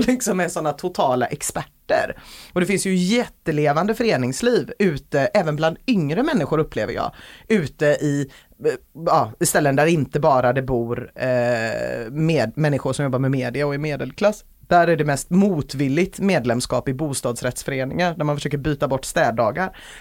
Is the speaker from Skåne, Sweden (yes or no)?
no; Gothenburg, Västra Götaland, Sweden; jag är göteborgare